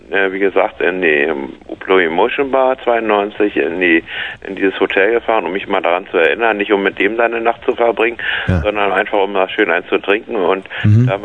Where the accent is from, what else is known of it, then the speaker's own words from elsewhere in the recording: Berlin, Germany; Na, Ich war in Wessi, ich war aus Steglitz.